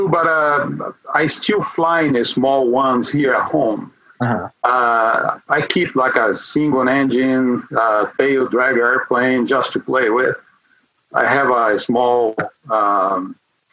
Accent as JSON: {"language": "English", "country": "Brazil", "tie": "born or raised there", "moved": "as an adult", "lives_now": "Oklahoma, United States", "said": "where I grew up in Brazil"}